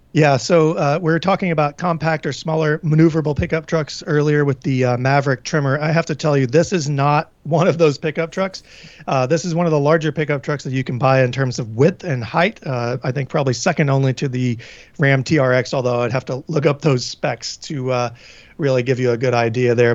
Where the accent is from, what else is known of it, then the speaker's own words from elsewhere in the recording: Tennessee, United States; now in New England, United States; I'm from Tennessee